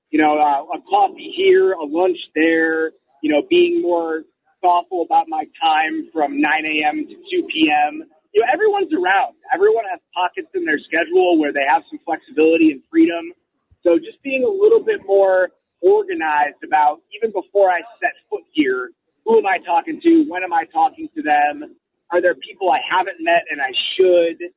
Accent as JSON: {"language": "English", "town": "Chicago", "region": "Illinois", "country": "United States", "said": "as a Chicagoan"}